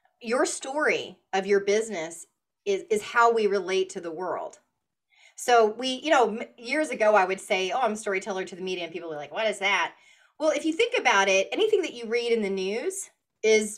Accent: the South, United States; I was born and raised in the South.

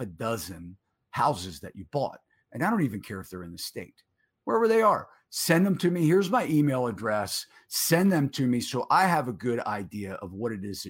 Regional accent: Baltimore, Maryland, United States; growing up in Maryland, Baltimore, I'm a Baltimore guy

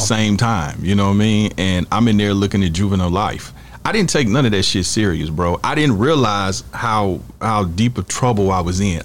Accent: Kansas City, Missouri, United States; we from Kansas City, Missouri

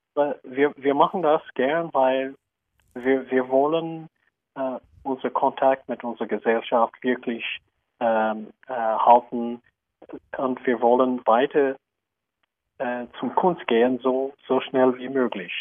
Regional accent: United States; German is a second language; moved away; Ich bin auch Amerikaner

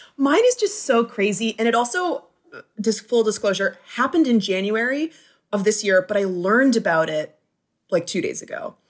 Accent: Flint, Michigan, United States; now in Los Angeles, United States; I was born in Flint

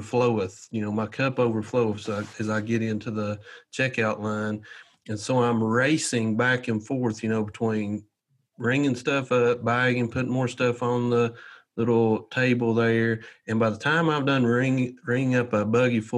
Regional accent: Southern US, United States; accent: thick Southern

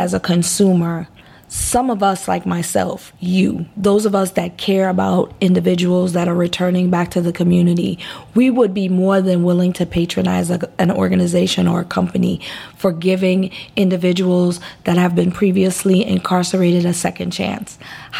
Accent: U.S. Virgin Islands; I was raised in the Virgin Islands.

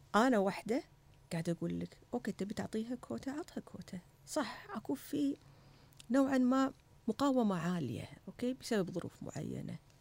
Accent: Kuwait; أنا واحدة كويتية

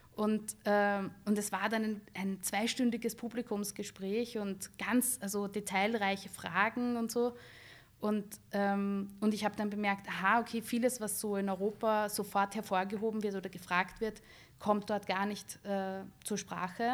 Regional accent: Bad Vöslau, Lower Austria, Austria; moved away as an adult; also born or lived in Baden; now in Vienna, Austria; ich bin in Bad Fürslau aufgewachsen, wo meine Eltern auch immer noch leben.

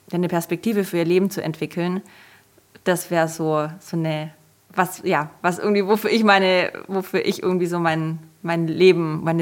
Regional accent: Germany; Und ich kam halt aus Deutschland, ähm, bin extrem privilegiert aufgewachsen

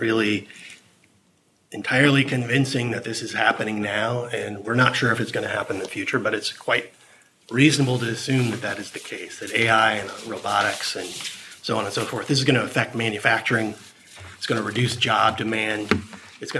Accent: Silicon Valley, California, United States; I come from Silicon Valley. I grew up there, and I watched it change

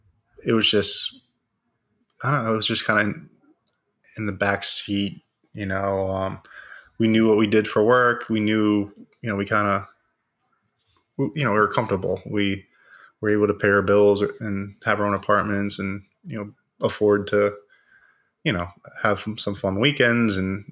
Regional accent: Stuart, Florida, United States; I'm 33 years old, born in Stuart, Florida. Currently live in Jupiter and was raised in South Florida.

